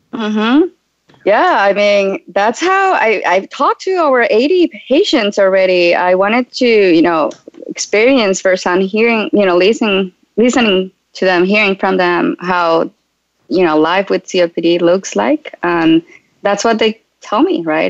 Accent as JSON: {"language": "English", "country": "Colombia", "moved": "as an adult", "said": "I relocated from Colombia. That's where I'm originally from."}